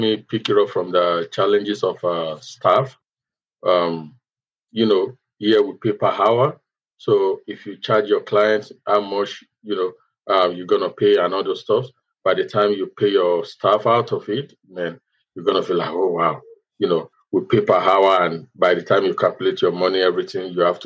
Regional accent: Ondo, Nigeria; moved away as an adult; also born or lived in Lagos, Nigeria; now in United States; I'm from Mondo State, Nigeria. Then I was based with my mom in Mondo State.

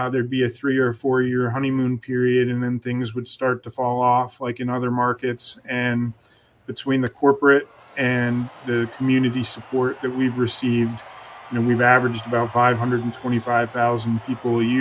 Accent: Philadelphia, Pennsylvania, United States; moved away as an adult; also born or lived in Arizona; now in Toledo, United States; I am from the Philadelphia area

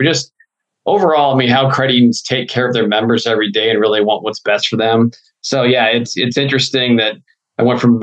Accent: Fishers, Indiana, United States; I grew up in Fishers, Indiana, which is a suburb north of Indianapolis, Indiana.

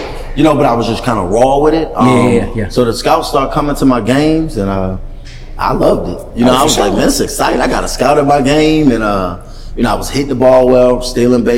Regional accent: Maryland, United States; I was number one DB in the state of Maryland in football that year

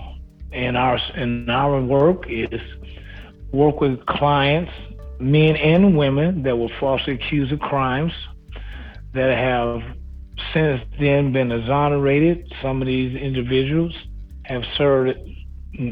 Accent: Chicago, Illinois, United States; moved away as an adult; also born or lived in Wisconsin; now in Houston, United States; Born and raised in Chicago, Illinois

